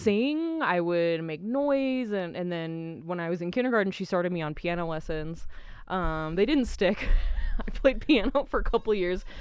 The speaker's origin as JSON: {"language": "English", "region": "New Mexico", "country": "United States", "tie": "born or raised there", "also_born_or_lived": "Idaho"}